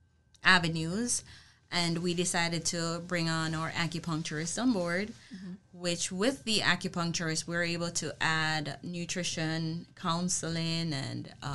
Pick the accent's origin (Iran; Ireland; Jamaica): Jamaica; moved away; Originally from Jamaica